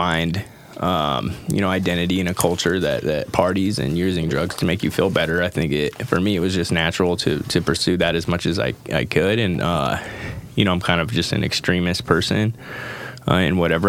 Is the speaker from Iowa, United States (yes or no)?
no; Camas, Washington, United States; also born or lived in Idaho; growing up as a kid, being born in Idaho and then moving out to Camas, Washington